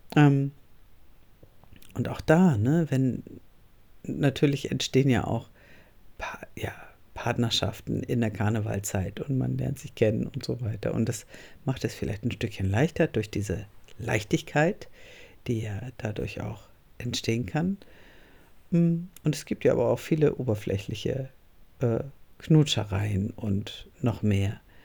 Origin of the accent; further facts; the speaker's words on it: Northern Germany, Germany; moved away as an adult; also born or lived in Cologne; ich komme aus Norddeutschland